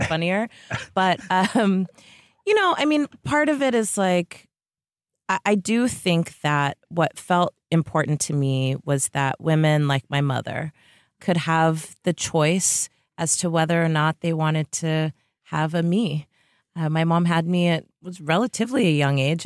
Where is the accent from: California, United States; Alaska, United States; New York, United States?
California, United States; Bay Area; also born or lived in Tiburon, California; I was, uh, born and raised in the Bay Area